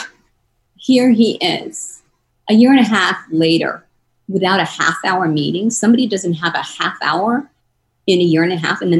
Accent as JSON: {"language": "English", "region": "New York", "country": "United States", "also_born_or_lived": "East Coast", "moved": "as an adult", "lives_now": "Los Angeles, United States", "said": "I'm a New Yorker and worked with A-list people my whole life"}